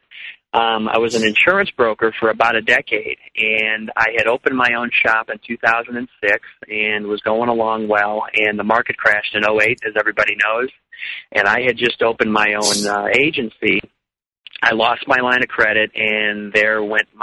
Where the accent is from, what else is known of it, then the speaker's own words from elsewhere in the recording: Chicago, Illinois, United States; moved away; also born or lived in Arizona; I grew up in Chicago, and I always had music in my life